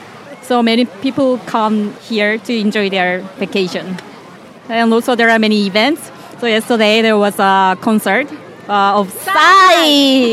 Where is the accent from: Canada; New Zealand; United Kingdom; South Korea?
South Korea; Masan, South Gyeongsang; now in Seoul, South Korea; I live in Seoul, originally from south part of Korea, Masan.